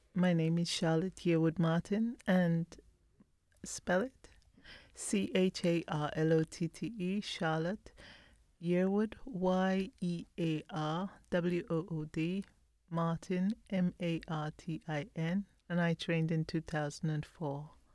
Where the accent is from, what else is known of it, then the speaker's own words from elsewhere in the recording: Belize; now in London, United Kingdom; I was born in Belize